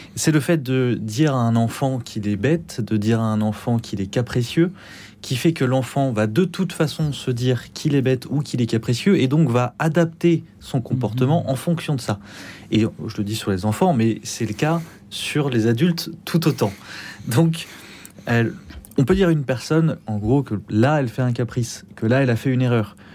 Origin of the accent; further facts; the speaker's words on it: Pyrenees, France; je viens aussi un peu des Pyrénées